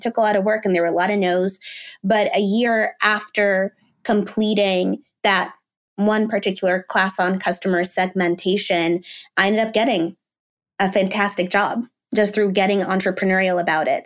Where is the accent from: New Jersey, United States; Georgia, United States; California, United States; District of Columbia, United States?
District of Columbia, United States; Washington; I was born in the D C area